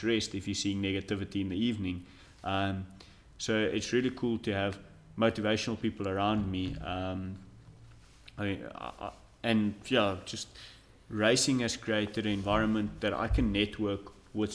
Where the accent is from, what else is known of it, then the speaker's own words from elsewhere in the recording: South Africa; as a South African